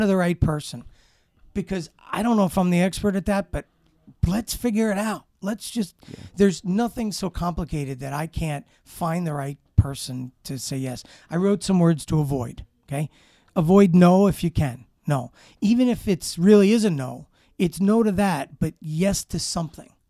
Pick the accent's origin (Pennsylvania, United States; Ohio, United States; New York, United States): New York, United States; New York City; I grew up in Brooklyn, Brooklyn, New York.